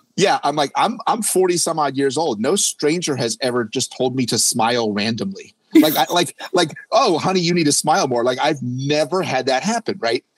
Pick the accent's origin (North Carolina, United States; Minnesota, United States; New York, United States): North Carolina, United States; we're from North Carolina, a medium sized community